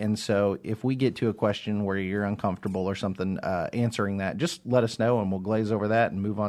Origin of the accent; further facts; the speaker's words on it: Seymour, Indiana, United States; I'm from Seymour.